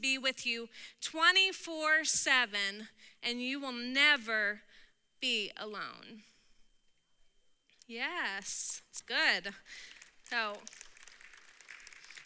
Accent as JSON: {"language": "English", "region": "Texas", "country": "United States", "said": "I'm from Texas"}